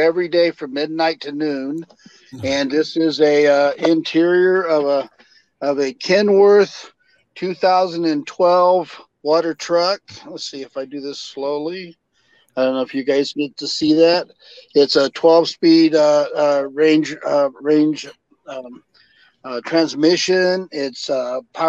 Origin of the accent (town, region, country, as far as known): California, United States; born or raised there; also born or lived in Texas